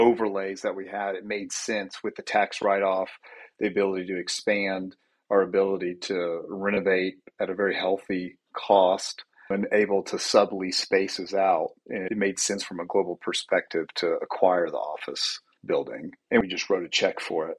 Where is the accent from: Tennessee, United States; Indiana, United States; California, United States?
Tennessee, United States; Knoxville; also born or lived in Farragut, Tennessee; Born and raised in Knoxville, went to Farragut High School